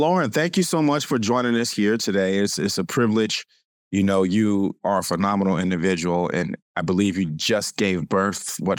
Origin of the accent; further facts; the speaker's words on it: California, United States; I'm from California, you know, the South.